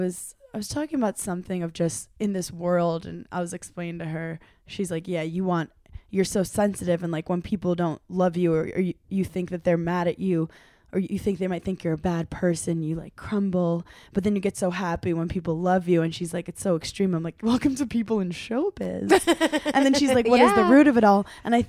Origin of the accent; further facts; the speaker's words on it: New York, United States; I'm a New Yorker, but I can't even